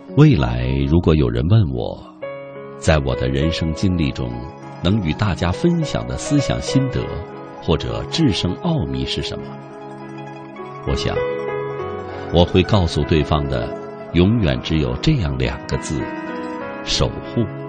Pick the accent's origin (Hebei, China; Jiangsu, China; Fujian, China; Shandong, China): Fujian, China; Fuqing; 我的故乡，福清市的农村